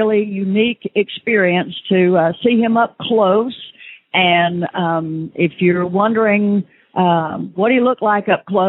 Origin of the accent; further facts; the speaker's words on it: Memphis, Tennessee, United States; I was from Memphis